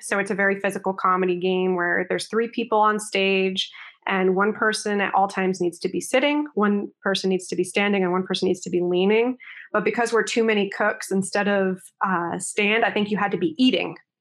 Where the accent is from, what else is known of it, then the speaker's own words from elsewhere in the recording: Connecticut, United States; moved away; I'm originally from Connecticut, so the way I grew up and the way I speak is not necessarily like the people that I perform